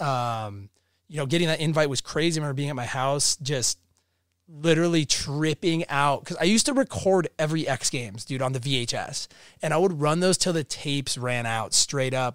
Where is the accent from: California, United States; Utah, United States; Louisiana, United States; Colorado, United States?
Utah, United States; Park City; I grew up in Park City, Utah. Uh, I lived there since I was two.